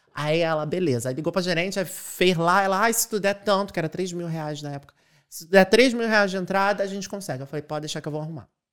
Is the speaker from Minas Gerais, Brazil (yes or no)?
no; Rio de Janeiro, Brazil; moved away as an adult; now in Ireland; Eu sou de Acari, uma favela lá do Rio de Janeiro, Zona Norte